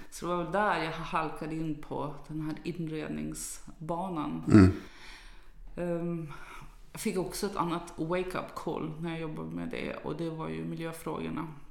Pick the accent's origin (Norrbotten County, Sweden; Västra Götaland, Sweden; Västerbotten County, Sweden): Västerbotten County, Sweden; Umeå; moved away; jag kommer ju från Umeå ursprungligen